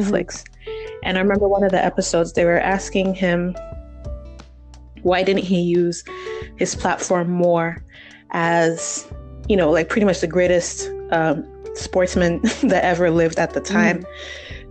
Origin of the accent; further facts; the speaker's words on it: Nigeria; I'm Congolese, but I was brought up in Nigeria.